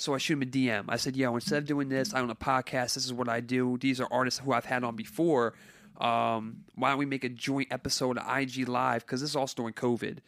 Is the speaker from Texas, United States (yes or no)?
no; Carteret, New Jersey, United States; I grew up in Carteret, New Jersey